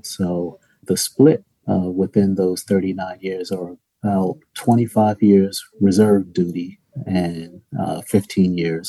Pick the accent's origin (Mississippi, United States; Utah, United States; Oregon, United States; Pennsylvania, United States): Pennsylvania, United States; Philadelphia; I was born and raised in West Philadelphia